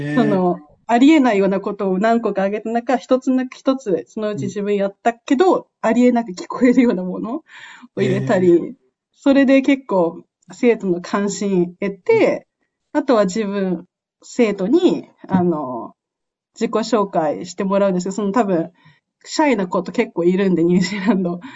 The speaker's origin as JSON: {"language": "Japanese", "country": "Japan", "moved": "yes"}